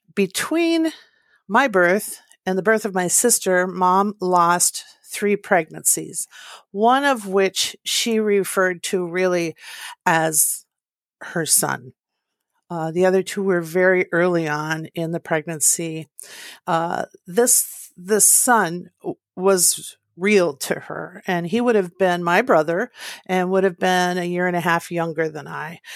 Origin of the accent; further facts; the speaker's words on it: Eveleth, Minnesota, United States; I was born to Pat and Willie in northern Minnesota in a small town called Eveleth.